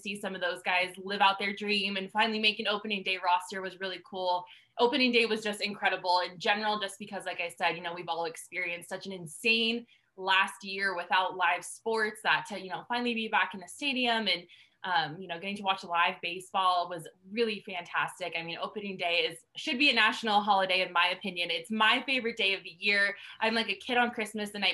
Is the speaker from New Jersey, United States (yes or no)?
no; Colorado, United States; I grew up in Colorado. I'm from Colorado